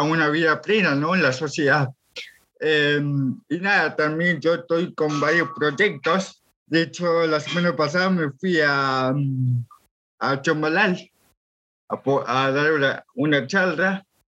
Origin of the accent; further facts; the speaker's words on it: Villa La Angostura, Neuquén, Argentina; soy de Villa, ah. sí, sí, nativo de acá, y todo mi acá, soy de acá